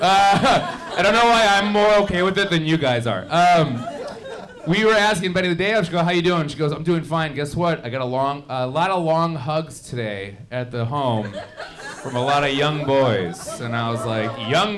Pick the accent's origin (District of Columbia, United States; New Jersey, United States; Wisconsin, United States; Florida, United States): Wisconsin, United States; Milwaukee; I'm actually from Milwaukee, Wisconsin